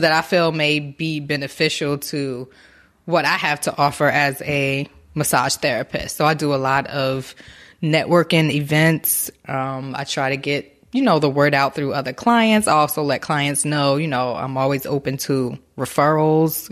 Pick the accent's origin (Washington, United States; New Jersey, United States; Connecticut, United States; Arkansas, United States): New Jersey, United States; Newark; now in Baltimore, United States; I am originally from Newark, New Jersey, Brick City in the building